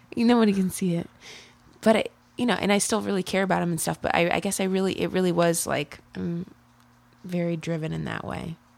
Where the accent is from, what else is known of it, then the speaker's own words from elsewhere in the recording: Ohio, United States; moved away as an adult; now in Chicago, United States; I grew up in Ohio. I have lived in Chicago the past four years